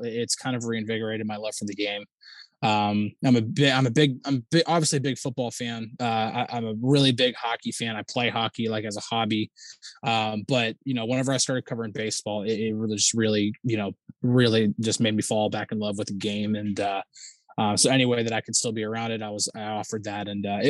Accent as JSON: {"language": "English", "region": "New Jersey", "country": "United States", "tie": "born or raised there", "said": "So I was actually born and raised in New Jersey."}